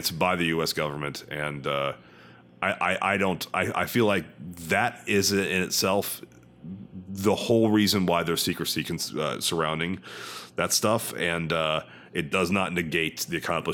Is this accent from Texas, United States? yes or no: yes; Texas, United States; specifically as a Texan